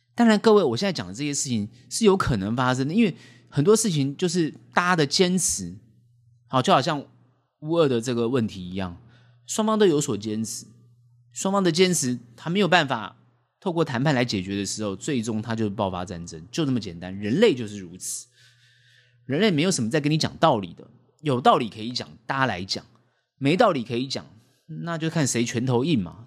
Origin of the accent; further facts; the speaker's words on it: Taiwan; 我们台湾人当然觉得自己是一个国家